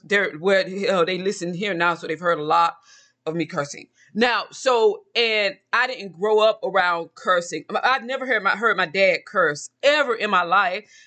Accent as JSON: {"language": "English", "region": "Georgia", "country": "United States", "said": "I'm from Georgia"}